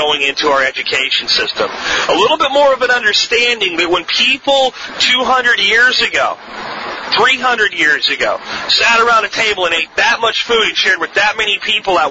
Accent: Florida, United States; accent: Florida accent; also born or lived in Pennsylvania; I moved from Pennsylvania to Florida with my family

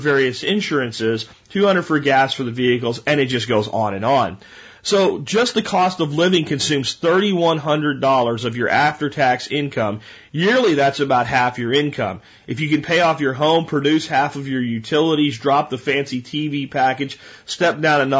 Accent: Canada; Remember, I'm Canadian. Our dollar is only worth about 80% of the U.S. dollar.

